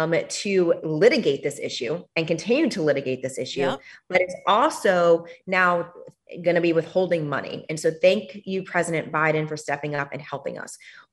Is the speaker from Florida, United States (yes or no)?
yes; Miami, Florida, United States; born or raised there